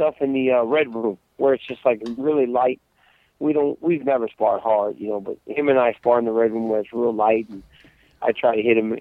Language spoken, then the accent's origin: English; United States; we're American